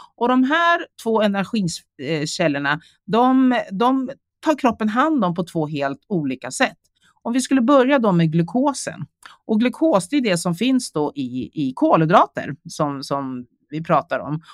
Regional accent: Sweden; also born or lived in South Korea; Jag kom till Sverige när jag var 11 månader

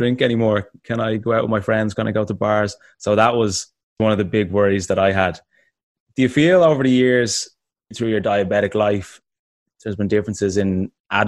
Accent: Ireland; also born or lived in Dublin; being Irish

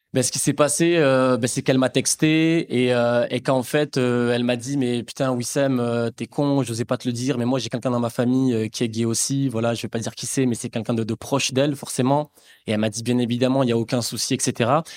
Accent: Aix-en-Provence, Provence-Alpes-Côte d'Azur, France; je suis d'Aix-en-Provence

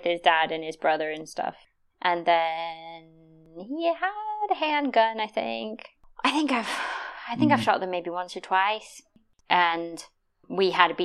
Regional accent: United States; moved away as an adult; I'm American

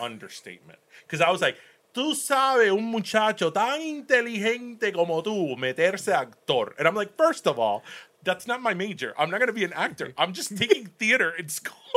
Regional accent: Miami, Florida, United States; born or raised there; first language Spanish; English is a second language; also born or lived in Cuba / Michigan

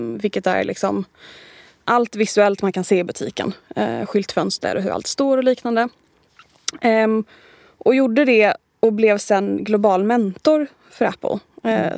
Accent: Helsingborg, Skåne, Sweden; accent: mixed (Stockholm, Gothenburg, Skåne); moved away as an adult; also born or lived in Gothenburg / Torekov / London; now in Stockholm, Sweden; född i Göteborg, mm. uppvuxen i Torekov och Helsingborg och lite andra ställen.

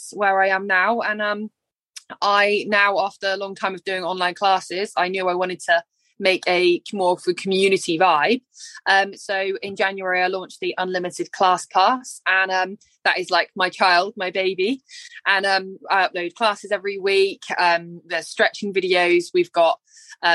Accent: Cornwall, South West England, United Kingdom; from Cornwall

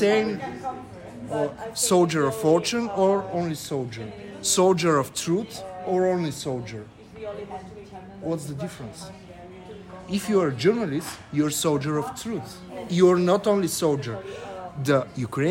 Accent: Varna, Varna Province, Bulgaria; I'm from Varna, it's the biggest coastal city in Bulgaria.

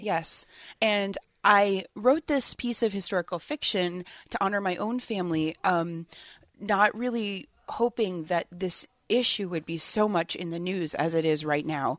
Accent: Hartford, Connecticut, United States; moved away as an adult; also born or lived in New York; now in Rhode Island, United States; I grew up in New England. I come from Hartford, Connecticut

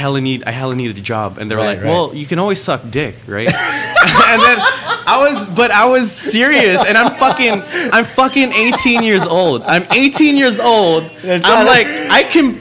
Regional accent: Angeles, Central Luzon, Philippines; moved away; also born or lived in Cavite / Australia; I was born in Cavite, grew up in Angeles

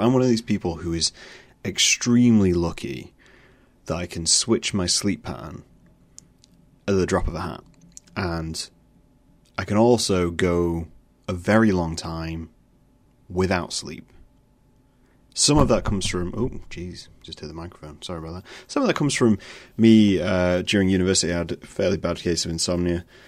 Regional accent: United Kingdom

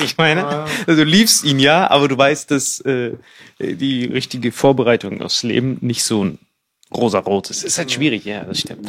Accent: Bad Kreuznach, Rhineland-Palatinate, Germany; moved away as an adult; also born or lived in Morocco / India; now in Berlin, Germany; bin halt so in Bad Kreuznach äh, da aufgewachsen, mehr oder weniger

